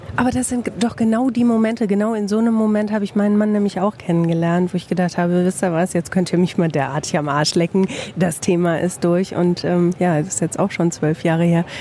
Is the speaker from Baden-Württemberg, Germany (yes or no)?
no; Bielefeld, North Rhine-Westphalia, Germany